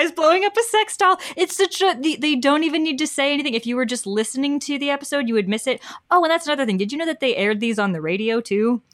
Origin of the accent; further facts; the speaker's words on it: New York, United States; as a New Yorker